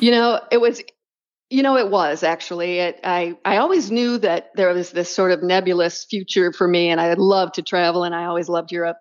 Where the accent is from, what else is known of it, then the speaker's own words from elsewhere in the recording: Michigan, United States; moved away as an adult; now in Portugal; I grew up in Michigan